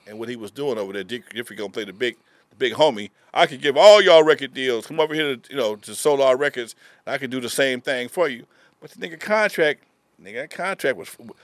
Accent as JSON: {"language": "English", "town": "Compton", "region": "California", "country": "United States", "tie": "born or raised there", "said": "Then we moved out just outside of Compton, but everything I did was in Compton, schools, everything"}